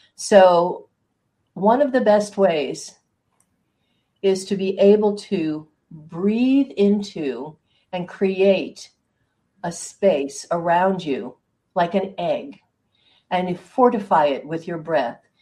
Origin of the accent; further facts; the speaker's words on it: Hudson Valley, New York, United States; I grew up in the Hudson Valley